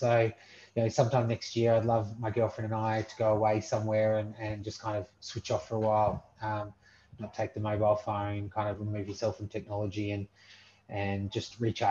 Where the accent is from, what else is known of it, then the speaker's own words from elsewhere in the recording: Melbourne, Victoria, Australia; then came to Australia in the early 50s. And early to mid 50s, my both sets of parents' families settled in Melbourne